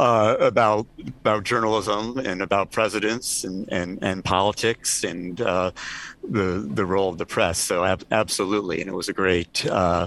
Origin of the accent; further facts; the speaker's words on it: Scottsdale, Arizona, United States; I grew up in the Phoenix, Scottsdale, Arizona area